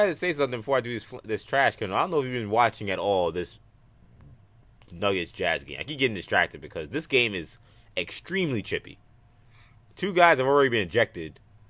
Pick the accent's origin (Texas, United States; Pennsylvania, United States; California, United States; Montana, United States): Pennsylvania, United States; Nazareth; in my hometown of Nazareth